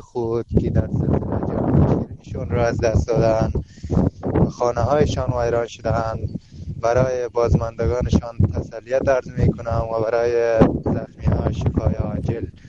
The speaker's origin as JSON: {"language": "Persian", "country": "Afghanistan", "moved": "yes", "lives_now": "Turkey", "said": "مقیم ترکیه اهل افغانستان هستم"}